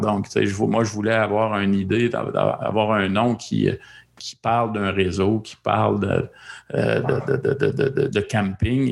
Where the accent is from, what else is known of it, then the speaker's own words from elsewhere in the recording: Quebec, Canada; chez nous au Québec